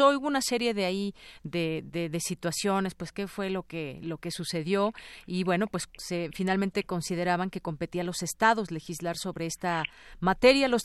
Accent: Mexico; Pues yo no diría solamente para toda esta comunidad LGBT, sino para todos como mexicanos.

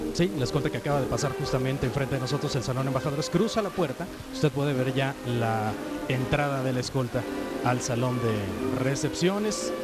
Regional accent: Mexico; todos como mexicanos

